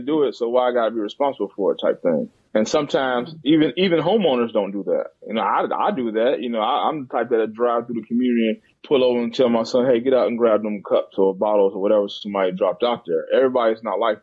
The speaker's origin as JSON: {"language": "English", "town": "Gary", "region": "Indiana", "country": "United States", "tie": "born or raised there", "also_born_or_lived": "Philadelphia / Champaign, Illinois / East Chicago", "moved": "as an adult", "lives_now": "Birmingham, United States", "said": "I grew up in Gary, Indiana."}